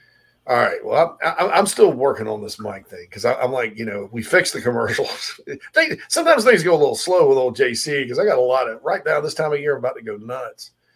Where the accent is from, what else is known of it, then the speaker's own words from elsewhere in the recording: Spartanburg, South Carolina, United States; my hometown of Spartanburg, South Carolina